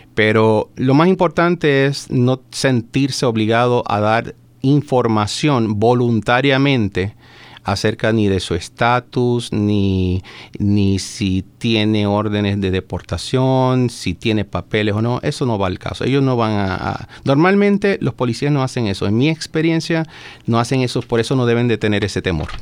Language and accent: Spanish; Puerto Rico; moved away as an adult; now in Maryland, United States; Soy de Puerto Rico, nacido y criado allá. Llevo ya 12, 13 años ya viviendo en el estado de Maryland